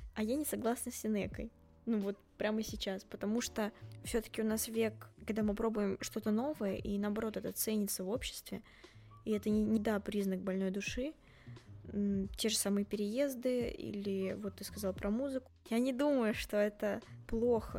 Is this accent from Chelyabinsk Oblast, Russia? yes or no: no; Tolyatti, Samara Oblast, Russia; moved away as an adult; now in Saint Petersburg, Russia; в моем родном городе Тольятти, еще до поступления